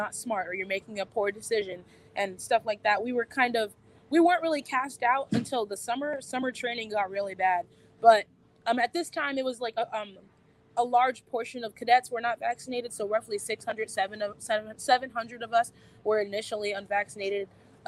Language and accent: English; San Antonio, Texas, United States; Well, I'm from very many places. I consider myself to be from Texas, the San Antonio area.